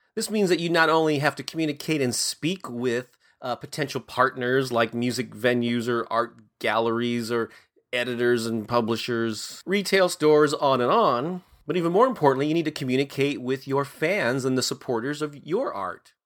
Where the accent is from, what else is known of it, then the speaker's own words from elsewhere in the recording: St. Louis, Missouri, United States; in my hometown of Saint Louis